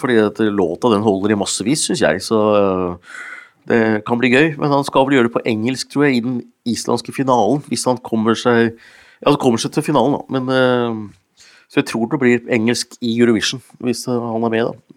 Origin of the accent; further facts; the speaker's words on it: Hunndalen, Innlandet, Norway; faren min vant jo TV på bingo hjemme i Hunndalen. Så vi var de første som, hadde TV hjemme i Hunndalen